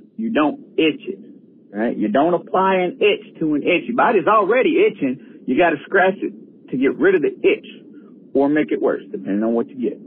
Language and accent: English; Tennessee, United States; I'm from Tennessee.